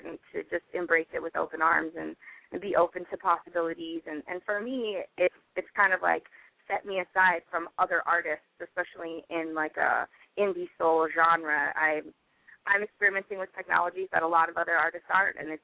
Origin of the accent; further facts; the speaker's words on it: Salt Lake City, Utah, United States; moved away; originally I am from Utah